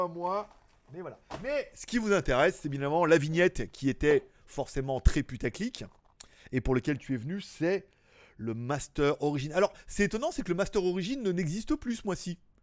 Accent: France; moved away as an adult; also born or lived in Shenzhen; now in Asia; à la base je suis français

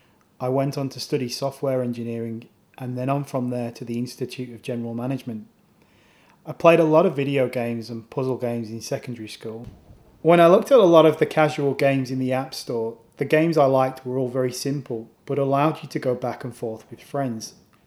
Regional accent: Japan; born there; moved away; also born or lived in Alaska, United States / Canada / United Kingdom; Well, I was born in Japan and my family moved to Alaska and then on to Canada and the UK.

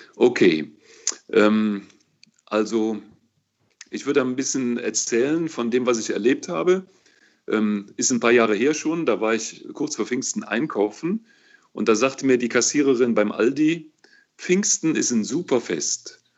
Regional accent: Cologne, North Rhine-Westphalia, Germany; das kann ich ja nur als Kölner beantworten, weißt du? Hier in Köln

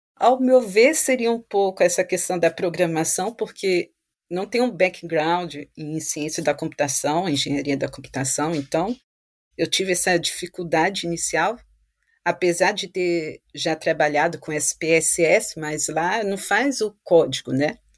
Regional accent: Vitória, Espírito Santo, Brazil; moved away as an adult; now in France; eu sou de Vitória, Espírito Santo

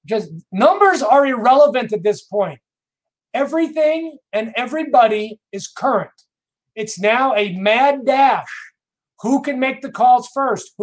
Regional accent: New York, United States; I'm from New York

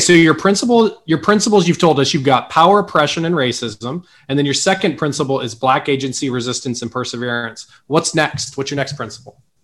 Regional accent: Tulsa, Oklahoma, United States; i'm from tulsa

